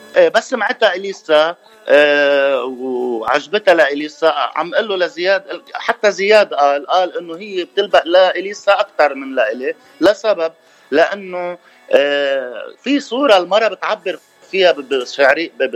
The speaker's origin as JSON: {"language": "Arabic", "country": "Lebanon", "said": "نحن كلبنانيه"}